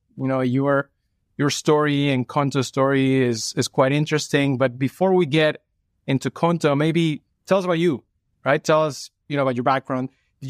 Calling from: New York City, New York, United States; Well, I'm calling you from New York City, but I do love Paris.

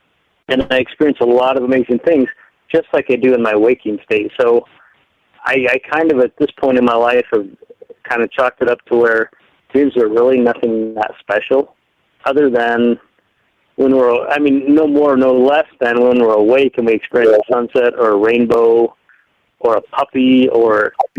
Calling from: Colorado, United States; Hey, Mike. … from Colorado. How are you?

